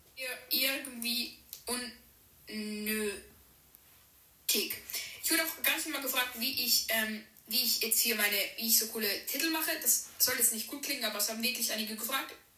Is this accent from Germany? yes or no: no; Switzerland; bin 13, komme aus der Schweiz